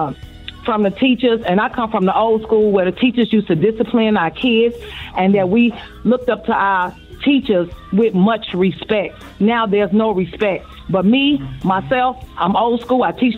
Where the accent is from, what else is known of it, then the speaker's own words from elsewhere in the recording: Chicago, Illinois, United States; Okay, I'm a teacher. I'm originally from Chi-Town.